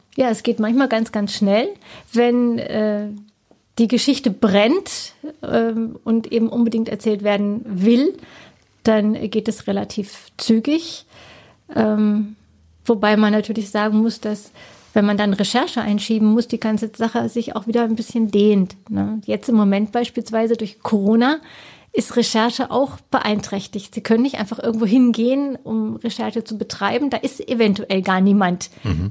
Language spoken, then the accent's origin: German; Black Forest, Baden-Württemberg, Germany; now in Cottbus, Germany; Schwarzwald, wo ich herkomme